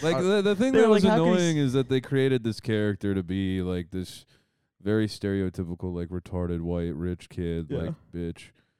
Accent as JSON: {"language": "English", "region": "Ohio", "country": "United States", "said": "I'm from Ohio, dude."}